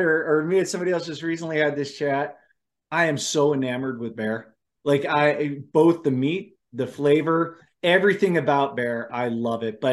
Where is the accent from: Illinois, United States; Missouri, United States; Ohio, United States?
Ohio, United States; Cleveland; now in Idaho, United States; I grew up in right outside of Cleveland.